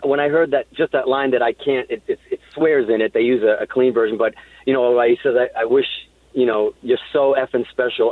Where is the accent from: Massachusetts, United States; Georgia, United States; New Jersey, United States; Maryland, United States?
Massachusetts, United States; Hudson; also born or lived in Azores, Portugal; I was born in Portugal on these islands in the Azores, and I moved to Hudson, Massachusetts. And I remember, you know, being a kid in Hudson, Massachusetts